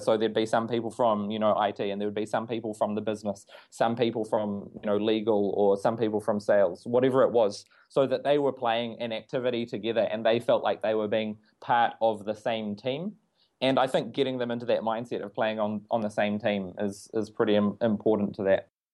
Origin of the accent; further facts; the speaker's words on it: New Zealand; being a New Zealander